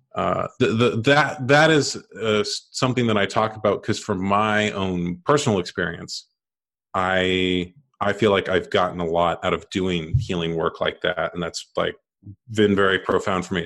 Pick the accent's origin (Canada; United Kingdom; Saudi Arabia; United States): United States; I grew up in America, and like most people, men in America born in the late eighties